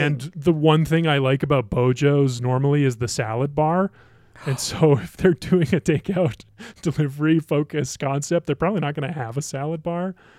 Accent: Ohio, United States; now in Colorado, United States; I grew up in Ohio

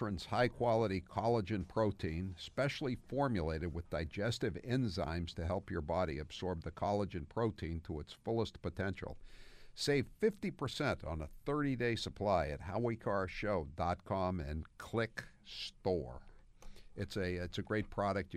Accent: Portland, Maine, United States; I was born in Portland. I spent a lot of time in Portland.

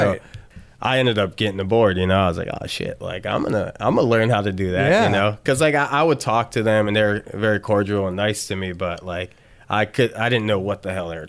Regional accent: Chicago, Illinois, United States; I grew up in Chicago.

